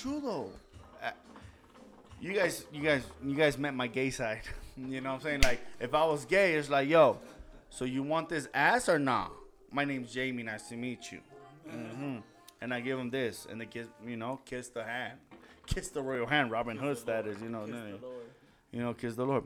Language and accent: English; Los Angeles, California, United States; moved away; I know my fucking shortcuts where I'm from, downtown